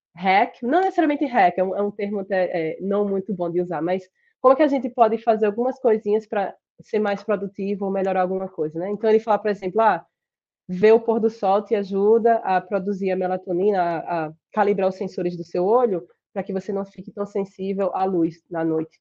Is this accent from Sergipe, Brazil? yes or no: yes; Sergipe, Brazil; accent: Sergipe; moved away as an adult; also born or lived in Rochester, United States; now in United States; meu sotaque de Sergipe